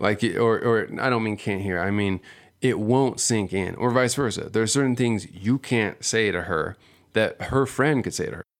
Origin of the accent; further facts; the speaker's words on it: Seal Beach, California, United States; growing up here, growing up in Southern California, I grew up in Seal Beach